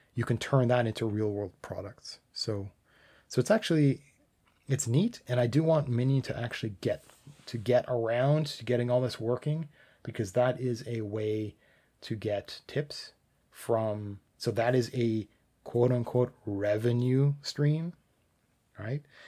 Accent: Canada; I'm Canadian

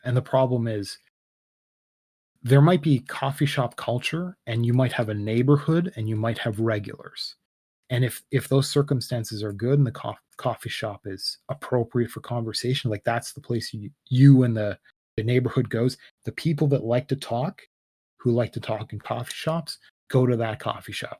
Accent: Canada; I'm Canadian

